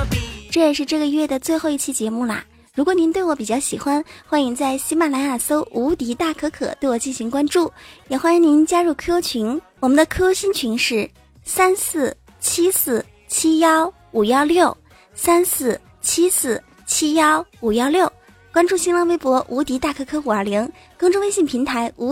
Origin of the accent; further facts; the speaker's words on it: China; 因为毕竟我们是中华儿女嘛，你看我们中国人有多聪明啊！